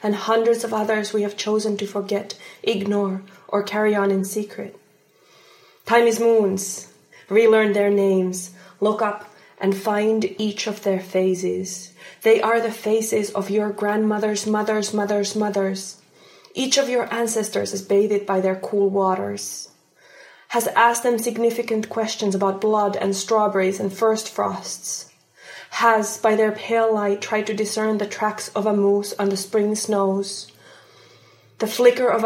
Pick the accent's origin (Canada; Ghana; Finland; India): Finland; English is a second language; also born or lived in Palestine (ancestry); now in Washington, United States; I was born and raised in the subarctic taiga and by the subarctic taiga in Finland.